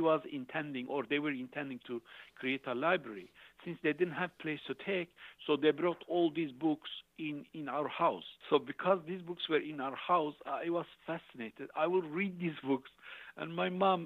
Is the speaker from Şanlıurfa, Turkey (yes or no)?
yes; Şanlıurfa, Turkey; moved away as an adult; also born or lived in Basel, Switzerland; I graduated from the from the high school Institute of Urfa, that's southeastern